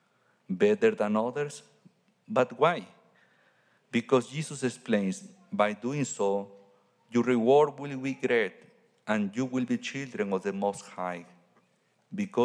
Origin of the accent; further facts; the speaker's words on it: Mexico; now in Santiago, Chile; I'm from Mexico